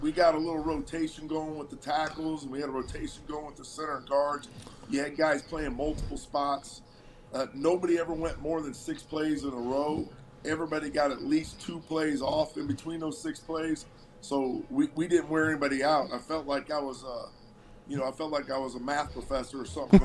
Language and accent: English; Cleveland, Ohio, United States; moved away; Originally from Cleveland, Ohio